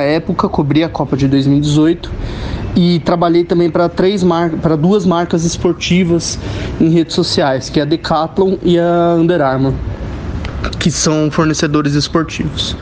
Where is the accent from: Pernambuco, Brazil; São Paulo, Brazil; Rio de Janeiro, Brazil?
São Paulo, Brazil; also born or lived in ABC Paulista; Sou de São Paulo, morei muito tempo no ABC Paulista